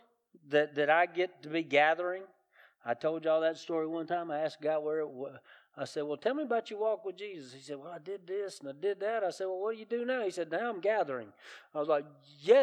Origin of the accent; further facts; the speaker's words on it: the South, United States; I grew up in the South